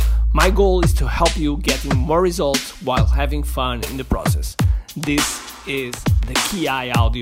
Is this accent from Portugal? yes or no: yes; Portugal; I'm from Portugal, and I consider myself as a world citizen.